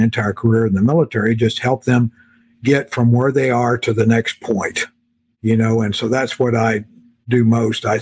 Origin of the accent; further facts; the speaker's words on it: South Texas, United States; moved away as an adult; I grew up in South Texas